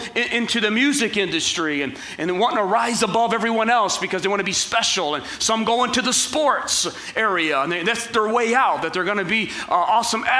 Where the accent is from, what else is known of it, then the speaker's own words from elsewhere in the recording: Ecorse, Michigan, United States; I grew up in Ecorse and in the inner city